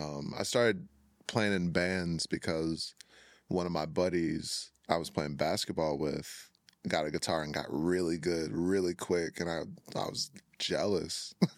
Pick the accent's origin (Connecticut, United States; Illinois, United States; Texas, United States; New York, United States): Illinois, United States; Chicago; now in Minnesota, United States; Yeah, I moved to Minnesota from Chicago.